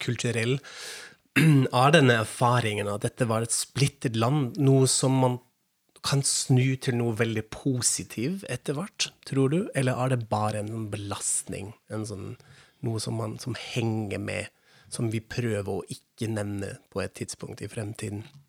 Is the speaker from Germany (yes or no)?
yes; Frankfurt am Main, Hesse, Germany; Norwegian is a second language; moved away; jeg er fra Frankfurt am Main, fra Vest-Tyskland